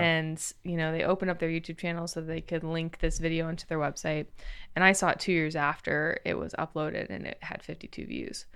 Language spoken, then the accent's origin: English; Crawfordsville, Indiana, United States; moved away as an adult; now in Los Angeles, United States; I'm from Crawfordsville, Indiana